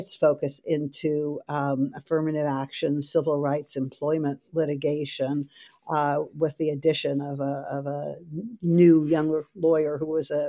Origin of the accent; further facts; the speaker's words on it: Ithaca, New York, United States; I grew up in Ithaca, New York. Used to be called centrally isolated because it wasn't served by a major airline.